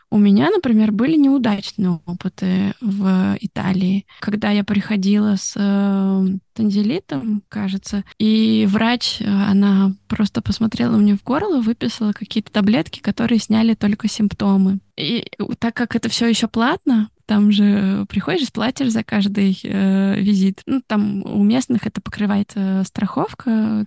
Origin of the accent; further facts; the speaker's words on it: Russia; moved away as an adult; also born or lived in Italy; now in Tokyo, Japan; я из России